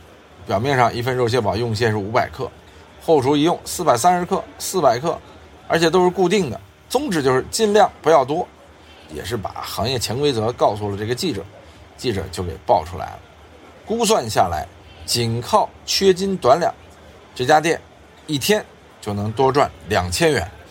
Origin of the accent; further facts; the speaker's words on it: Sichuan, China; 有人说四川的，我们四川人怎么就爱吃这些东西呢？就是四川啊，早年间啊，也是因为那会儿大家穷，在盆地里边。